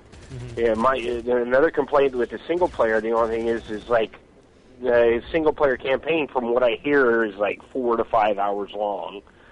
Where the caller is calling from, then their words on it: California, United States; I'm calling from California, bud.